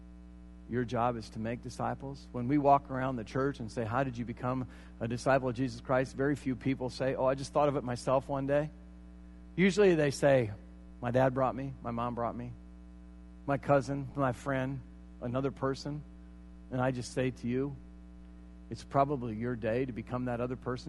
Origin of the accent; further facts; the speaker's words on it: United States; I am an American